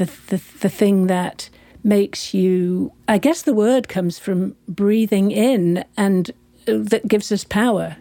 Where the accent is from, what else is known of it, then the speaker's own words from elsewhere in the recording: United Kingdom; moved away as an adult; also born or lived in San Francisco; being British, I was on a visa, a short-term visa